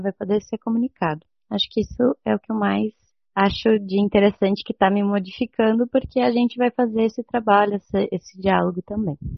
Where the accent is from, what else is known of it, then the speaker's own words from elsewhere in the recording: Santa Rosa, Rio Grande do Sul, Brazil; now in Porto Alegre, Brazil; eu sou de Santa Rosa